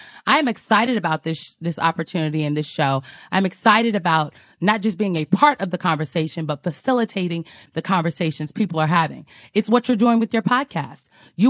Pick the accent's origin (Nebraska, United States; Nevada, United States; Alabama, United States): Nebraska, United States; Omaha; I'm from North Omaha, Nebraska, District 2. Shout out to District 2.